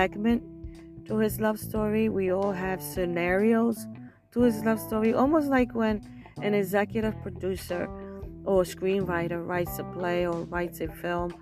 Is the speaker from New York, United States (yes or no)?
yes; New York City, New York, United States; I was born and raised in Brooklyn, New York.